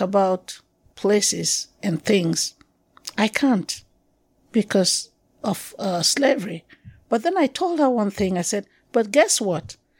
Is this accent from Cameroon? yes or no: yes; Cameroon; accent: anglophone; moved away as an adult; also born or lived in Yaoundé; I'm originally from Cameroon.